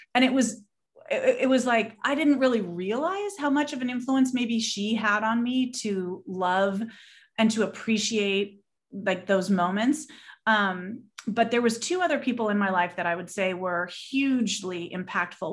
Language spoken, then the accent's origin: English; Southern California, United States; I was born and raised in Southern California